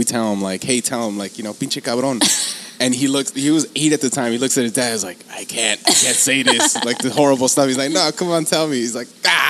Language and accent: English; Los Angeles, California, United States; I grew up in City Terrace, and we lived, like, on the, you know, on the hill.